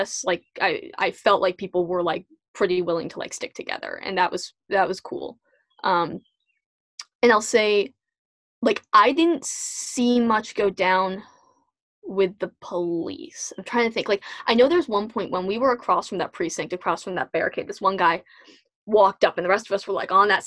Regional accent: Natick, Massachusetts, United States; also born or lived in Norton, Massachusetts; I grew up in Natick

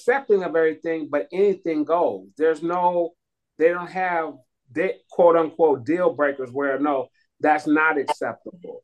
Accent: Oakland, California, United States; now in San Jose, United States; I'm in San Jose, California, originally from Oakland

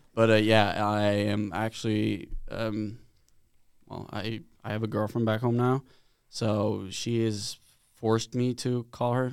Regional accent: Sweden; moved away as an adult; now in United States; back home in Sweden, I'm from Sweden

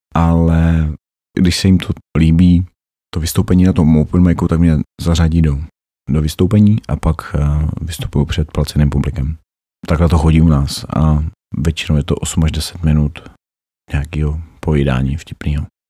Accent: Opava, Moravian-Silesian Region, Czechia; moved away as an adult; Pocházím z Opavy, jinak jsem se sem přistěhoval za prací

